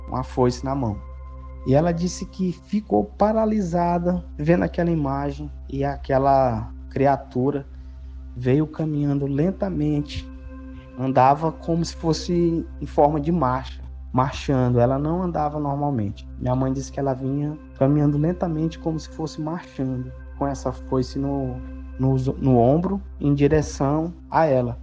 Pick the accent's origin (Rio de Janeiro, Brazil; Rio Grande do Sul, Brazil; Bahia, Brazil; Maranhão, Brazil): Maranhão, Brazil; nós somos do Maranhão, atualmente moramos na cidade de Imperatriz